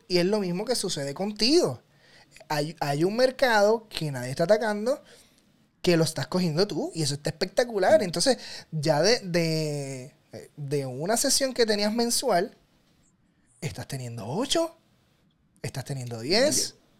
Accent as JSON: {"language": "Spanish", "country": "Puerto Rico", "said": "que soy puertorriqueño"}